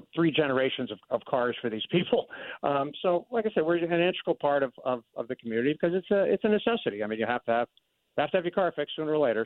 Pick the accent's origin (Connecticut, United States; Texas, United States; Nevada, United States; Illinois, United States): Connecticut, United States; Norwalk; also born or lived in Stamford, Connecticut; I was born in Stanford, but I grew up in Norwalk